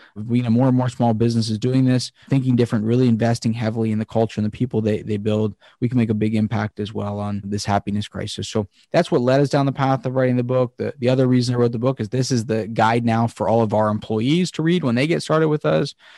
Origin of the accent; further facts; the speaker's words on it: Pennsylvania, United States; Pennsylvania is, is where, my home state